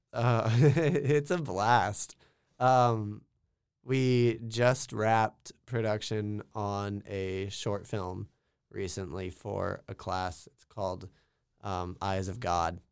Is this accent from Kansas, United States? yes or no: yes; small town Kansas, United States; I'm from small town Kansas, talking like hundred people in my hometown small